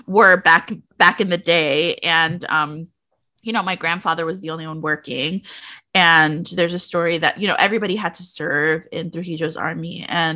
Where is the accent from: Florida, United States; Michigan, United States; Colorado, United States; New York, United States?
New York, United States; New York City; as someone who grew up in like New York City, which I had my own set of like wild circumstances growing up in the Bronx, in the South Bronx in the 80s and 90s